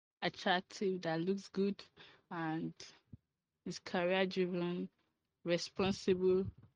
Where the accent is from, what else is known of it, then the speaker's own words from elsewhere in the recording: Ogun State, Nigeria; from Ogun State.